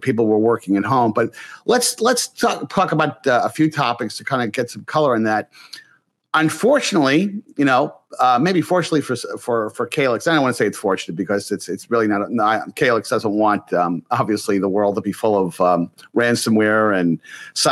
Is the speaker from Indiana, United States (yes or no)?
no; New York area, United States; I grew up in the New York area